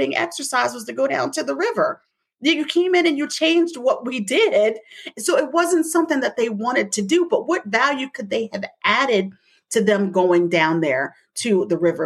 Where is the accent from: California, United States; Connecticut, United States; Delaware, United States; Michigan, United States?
Delaware, United States; I come from Delaware